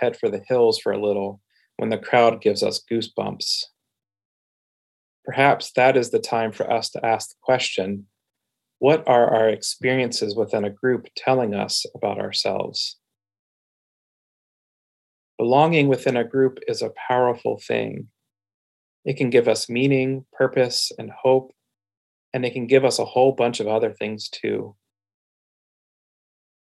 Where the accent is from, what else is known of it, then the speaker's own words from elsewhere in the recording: Pennsylvania, United States; now in Portland, United States; My identity as a child and teenager growing up in Pennsylvania creates belonging for me